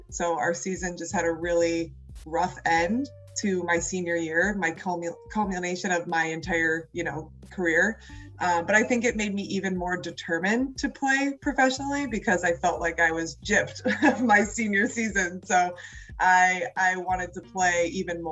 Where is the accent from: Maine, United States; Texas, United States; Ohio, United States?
Ohio, United States; Cleveland; moved away as an adult; also born or lived in Washington, D.C.; I'm from Cleveland, Ohio.